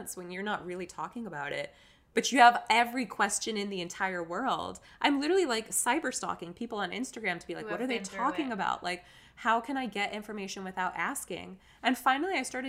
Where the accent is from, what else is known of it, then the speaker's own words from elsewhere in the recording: North Carolina, United States; moved away as an adult; now in New York, United States; I'm from North Carolina.